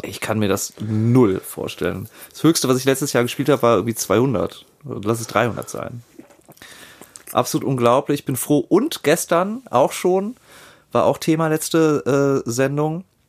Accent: Germany; als Europäer und au-, auch als Deutscher

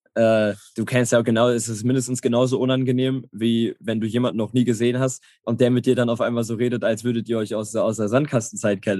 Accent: Herne, North Rhine-Westphalia, Germany; Ich komme aus Herne, ist, ist direkt in der Nähe, 20 Minuten

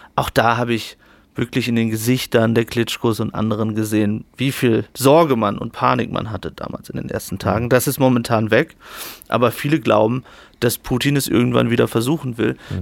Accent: Germany; ich komme aus Deutschland

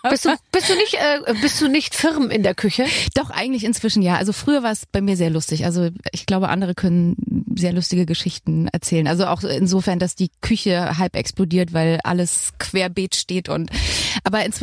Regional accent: Thuringia, Germany; accent: Thuringian; Also erstens mein Dialekt, Thüringisch, war ganz schlimm.

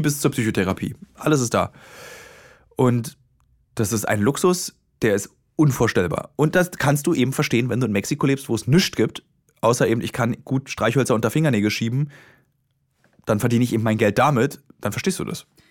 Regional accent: Berlin, Germany; Als gebürtiger Berliner

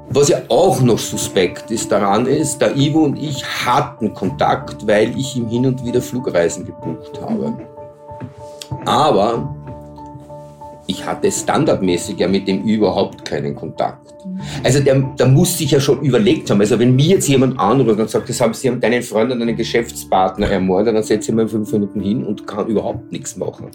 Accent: Austria; ich als Österreicher

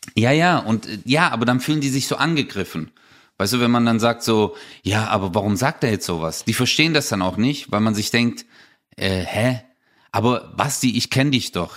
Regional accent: Stuttgart, Baden-Württemberg, Germany; bei uns in Stuttgart

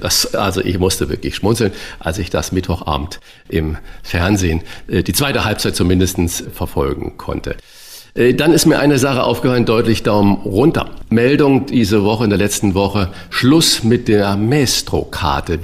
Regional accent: Saarland, Germany; ich bin ja auch gebürtiger Saarländer

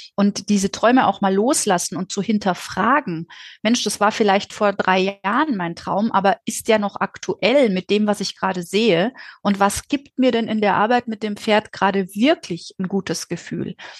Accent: Dorsten, North Rhine-Westphalia, Germany; ich komme aus Dorsten in Nordrhein-Westfalen

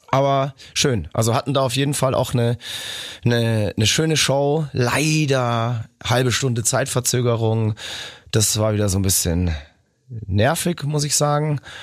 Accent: Nuremberg, Bavaria, Germany; in meine Geburtsstadt nach Nürnberg

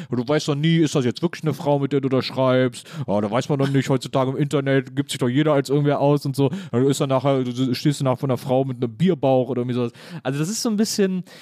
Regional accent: Wesseling, North Rhine-Westphalia, Germany; born or raised there

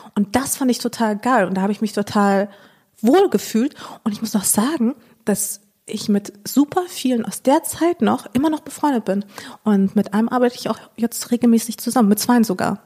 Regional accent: Dortmund, North Rhine-Westphalia, Germany; also born or lived in Chișinău, Moldova; wir sind nach Dortmund gezogen.

